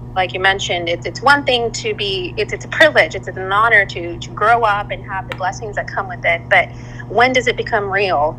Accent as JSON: {"language": "English", "town": "Vancouver", "region": "British Columbia", "country": "Canada", "tie": "born or raised there", "moved": "yes", "lives_now": "Dallas Fort Worth, United States", "said": "I grew up in Vancouver, Canada."}